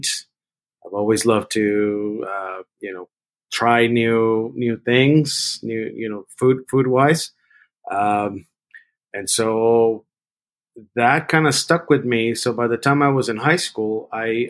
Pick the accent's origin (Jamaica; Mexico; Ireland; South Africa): Mexico; Mexico City; moved away; also born or lived in San Francisco; I grew up in Mexico City